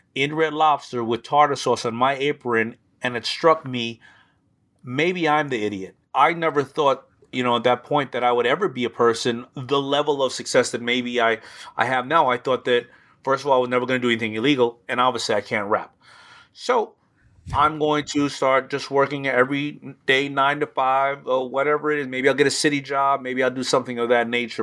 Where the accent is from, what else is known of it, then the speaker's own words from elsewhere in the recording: New York City, New York, United States; accent: New York; also born or lived in Brooklyn; I was born in Brooklyn, but age one, I moved to Hollis, Queens